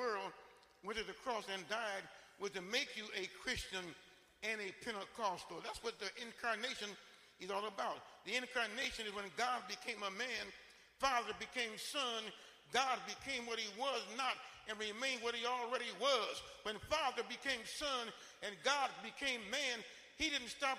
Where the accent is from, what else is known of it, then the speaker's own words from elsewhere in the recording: Detroit, Michigan, United States; growing up in Detroit back in the 1930s